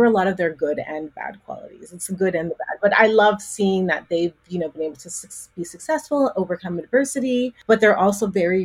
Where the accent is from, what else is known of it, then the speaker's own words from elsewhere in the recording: Calgary, Alberta, Canada; now in Toronto, Canada; I was born in Toronto, and that's where I live. But my hometown where I grew up is a place called Calgary, Alberta.